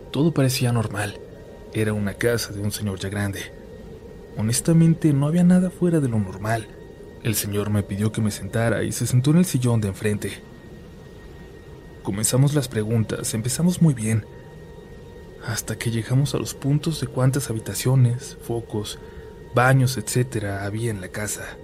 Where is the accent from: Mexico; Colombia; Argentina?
Mexico; Cuernavaca, Morelos; Yo soy de Cuernavaca, Morelos, y nos tocaba encuestar una colonia que conectaba con otro municipio del estado.